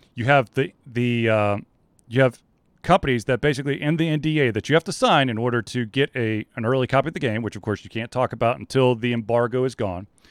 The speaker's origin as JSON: {"language": "English", "town": "Atlanta", "region": "Georgia", "country": "United States", "tie": "born or raised there", "said": "I grew up in Atlanta"}